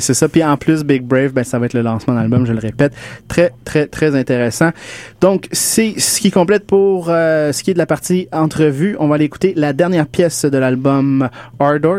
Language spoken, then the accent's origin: French; West Island, Quebec, Canada; je viens du West Island